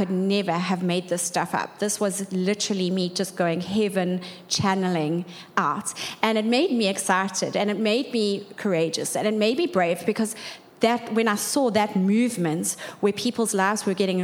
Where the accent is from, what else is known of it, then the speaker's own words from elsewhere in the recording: Durban, KwaZulu-Natal, South Africa; We grew up in Durban North